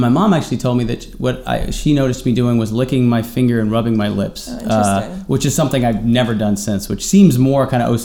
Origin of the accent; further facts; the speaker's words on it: New York City, New York, United States; I grew up here in New York. I had, you know, great parents